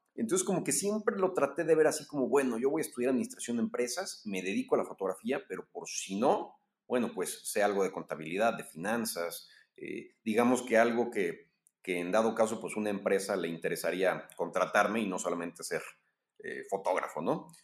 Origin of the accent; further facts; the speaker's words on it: Mexico; soy mexicano